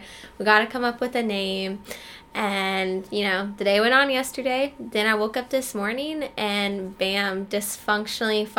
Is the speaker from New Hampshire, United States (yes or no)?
no; Tulsa, Oklahoma, United States; I'm from Tulsa, Oklahoma.